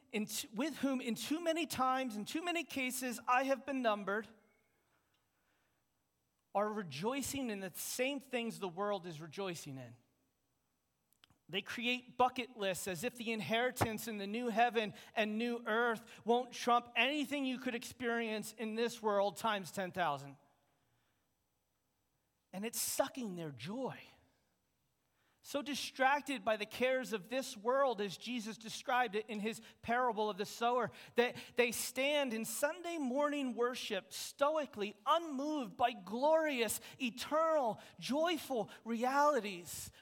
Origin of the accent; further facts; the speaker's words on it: United States; As American Christians